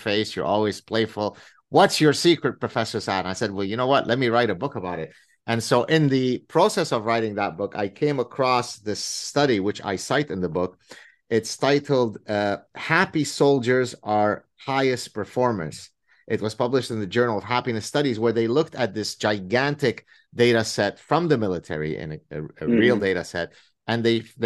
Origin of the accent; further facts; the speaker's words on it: Lebanon; now in Canada; growing up in the Civil War in Lebanon